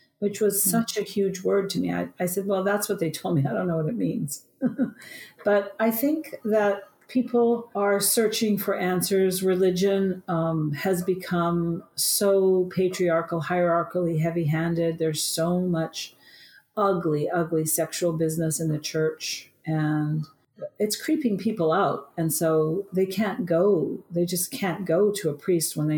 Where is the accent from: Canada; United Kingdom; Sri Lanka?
Canada; Vancouver, British Columbia; in Vancouver, where I was born in Canada.